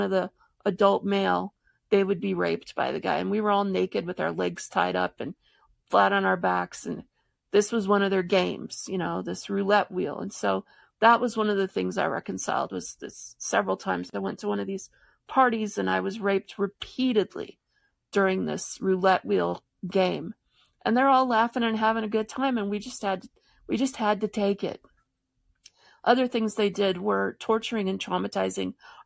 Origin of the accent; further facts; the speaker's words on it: Michigan, United States; I grew up in Michigan